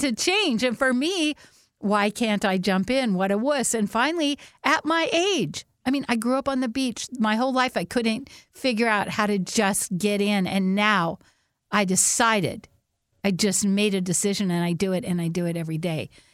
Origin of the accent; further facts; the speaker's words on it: Whidbey Island, Washington, United States; when we grew up on Woodby Island